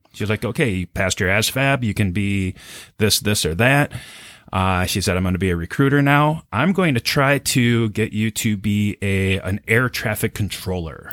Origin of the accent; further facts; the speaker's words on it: New Hope, Minnesota, United States; I grew up in New Hope. Uh, it was right on the border of Plymouth.